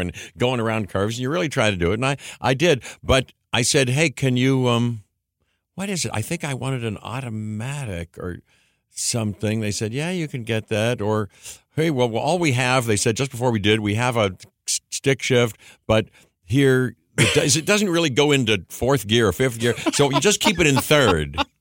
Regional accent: Pittsburgh, Pennsylvania, United States; I grew up in Pittsburgh

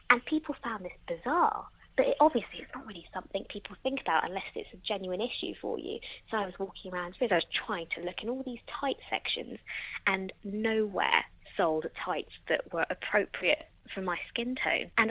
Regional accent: England, United Kingdom; now in Bristol, United Kingdom; I'm a 23 year old cisgendered, straight, female British Mauritian. So I was born in England, but both my parents are originally from Mauritius. I'm a journalist working in television and am based in Bristol.

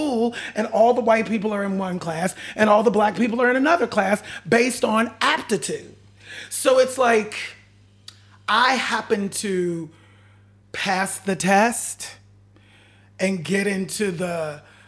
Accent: Pittsburgh, Pennsylvania, United States; I grew up in Pittsburgh, Pennsylvania

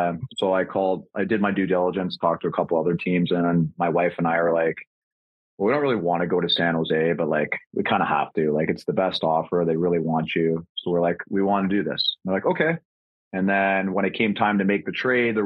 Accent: Hamilton, Ontario, Canada; I grew up in Hamilton

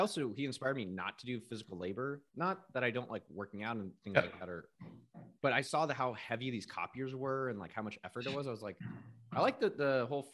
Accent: Cupertino, California, United States; I'm from Cupertino, California. Okay. I grew up about 2 miles outside of Apple HQ

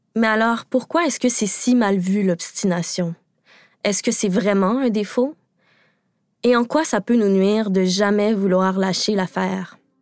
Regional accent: Quebec, Canada; Au Québec, parce que oui, je suis québécoise

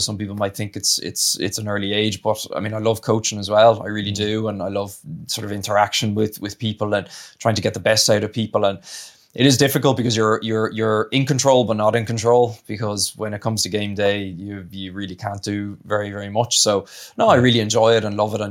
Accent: Ireland; moved away as an adult; also born or lived in Italy; I grew up in Ireland, represented under 20s and all that sort of stuff, so that was obviously my home union

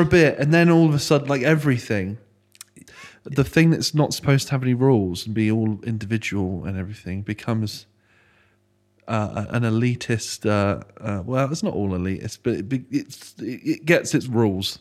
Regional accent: Frome, South West England, United Kingdom; I grew up, born and bred in Froome. So I've been here twenty-eight years.

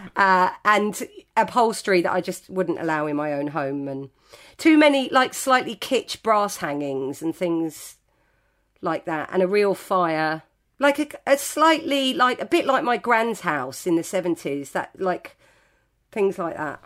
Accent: Greenford, London, United Kingdom; I grew up in West London. I probably started drinking in our local pub in Greenford.

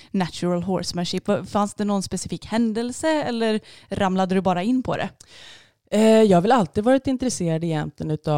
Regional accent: Stockholm area, Stockholm County, Sweden; moved away; jag kommer uppifrån Stockholmsområdet och eh, min familj bor fortfarande kvar där uppe

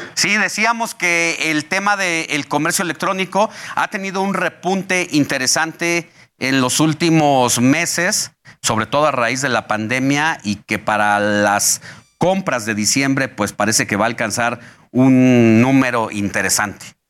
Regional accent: Mexico; lo que nos depara a los mexicanos

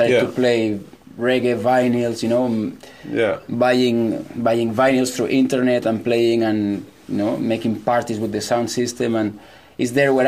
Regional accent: Mollet del Vallès, Catalonia, Spain; I am from a village nearby Barcelona. It's a village called Mollet

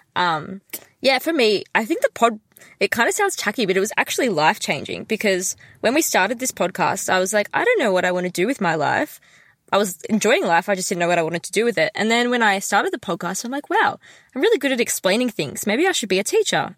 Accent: Melbourne, Victoria, Australia; I'm from Melbourne and it's so far away from home

